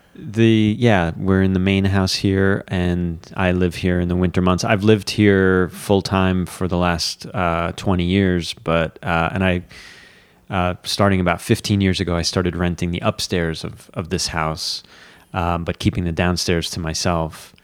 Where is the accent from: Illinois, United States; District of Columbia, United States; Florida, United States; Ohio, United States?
Florida, United States; Fort Lauderdale; moved away as an adult; also born or lived in Miami / New York City; now in Catskills, United States; I grew up in South Florida, and I, I had a pretty sheltered, uh, childhood.